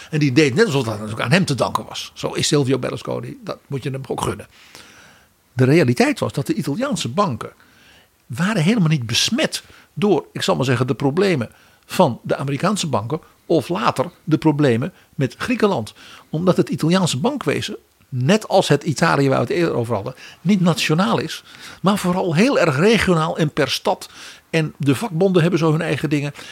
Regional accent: Netherlands; als Nederlanders

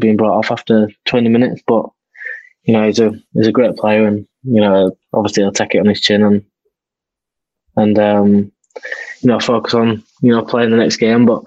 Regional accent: Yorkshire and the Humber, United Kingdom; I'm in my hometown club. You know, I've been there since I was 14

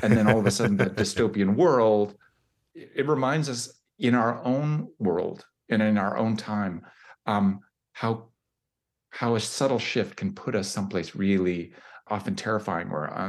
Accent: Canada; I'm Canadian

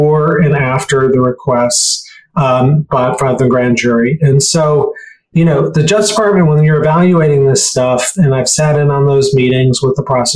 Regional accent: Chicago, Illinois, United States; I grew up in Chicago

